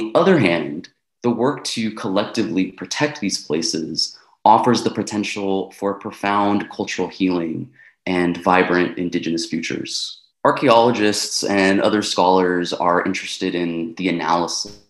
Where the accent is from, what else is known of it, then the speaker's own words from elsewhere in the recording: San Francisco Bay Area, California, United States; I was born and raised in the San Francisco Bay Area, but my family is originally from Nicaragua, El Salvador, and Mexico